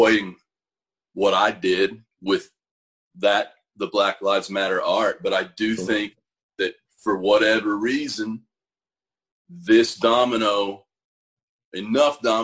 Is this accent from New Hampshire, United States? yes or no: no; Seminole County, Eastern Oklahoma, United States; moved away; I grew up in Eastern Oklahoma. Seminole County.